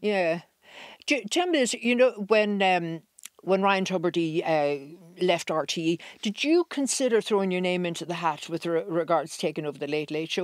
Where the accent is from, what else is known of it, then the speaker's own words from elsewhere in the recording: Ireland; we're Irish.